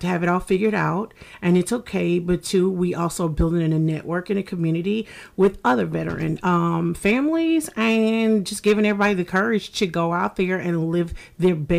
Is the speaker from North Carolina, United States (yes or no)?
yes; Fayetteville, North Carolina, United States; moved away as an adult; now in Savannah, United States; I'm from Fayetteville, North Carolina.